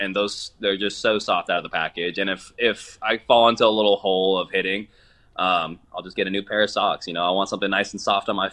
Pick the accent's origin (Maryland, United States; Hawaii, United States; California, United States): California, United States; Oakland; I'm from the Oakland area